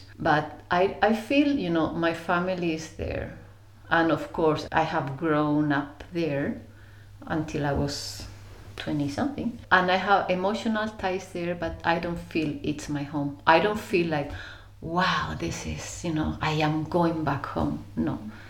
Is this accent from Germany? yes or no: yes; Germany; English is a second language; No, I was born in Germany, you know, I always wanted to be different. So I just took the excuse of being born in Germany. But I never fit there.